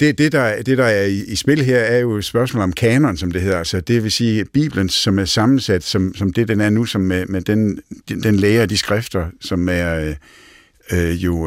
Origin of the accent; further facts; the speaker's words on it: Næsby, Southern Denmark, Denmark; man kan høre, at jeg kommer fra Fyn, øh, fra Næsby